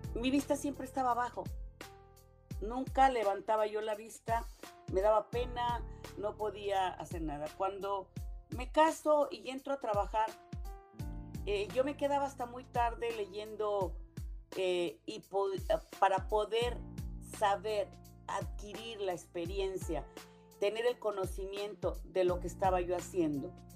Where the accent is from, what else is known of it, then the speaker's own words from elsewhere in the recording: Mexico; moved away as an adult; me decían que mejor me regresara a México